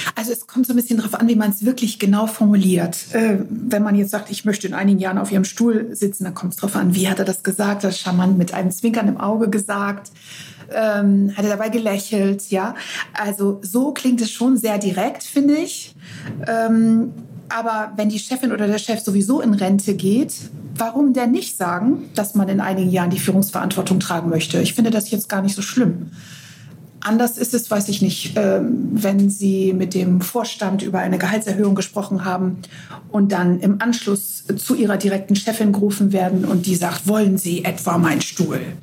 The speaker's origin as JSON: {"language": "German", "region": "Northern Germany", "country": "Germany", "also_born_or_lived": "Greece", "said": "bei uns in Norddeutschland"}